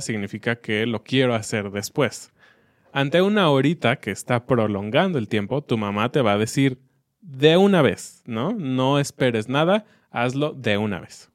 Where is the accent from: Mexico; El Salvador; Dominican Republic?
Mexico; como niños mexicanos